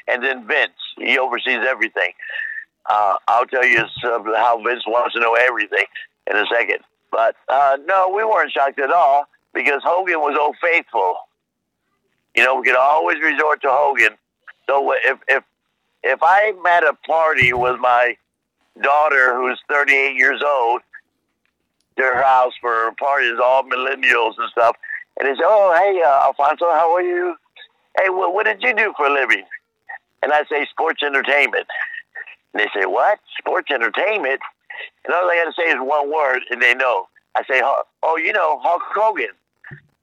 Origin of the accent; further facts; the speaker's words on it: Tampa, Florida, United States; my friends that I grew up with in Tampa, born and raised in Tampa